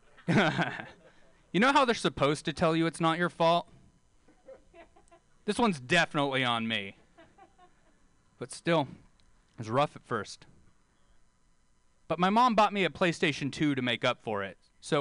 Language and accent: English; Bakersfield, California, United States; I'm from Bakersfield